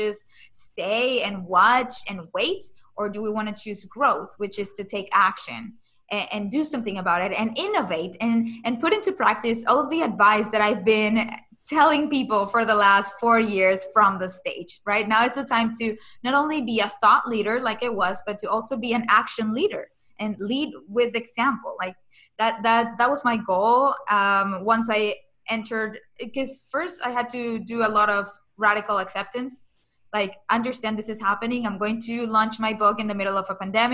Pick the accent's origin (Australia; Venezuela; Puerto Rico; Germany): Venezuela; Caracas, Capital District; moved away; I'm originally from Venezuela.